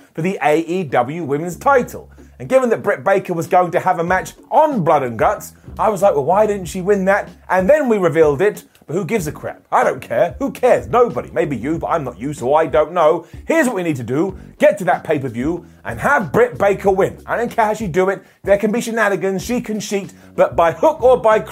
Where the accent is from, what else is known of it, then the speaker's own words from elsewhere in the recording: England, United Kingdom; I am an Englishman, a United Kingdom person